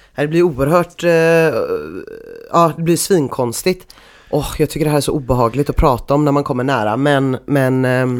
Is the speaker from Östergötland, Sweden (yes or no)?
no; Gothenburg, Västra Götaland, Sweden; accent: Gothenburg dialect; jag alltid pratar så mycket göteborgska när jag är vid korvkiosken på Mariaplan